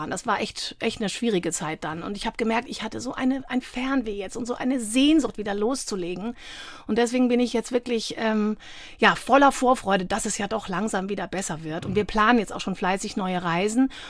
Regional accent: Freiburg, Baden-Württemberg, Germany; Ich komme ja ursprünglich aus Freiburg.

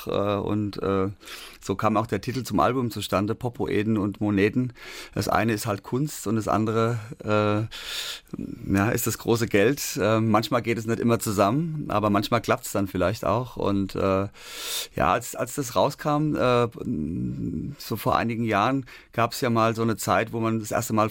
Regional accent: Darmstadt, Hesse, Germany; da, wo ich herkomme, aus Darmstadt in Hessen, mhm. das war eine Hochburg und da wurde unter anderem auch … produziert.

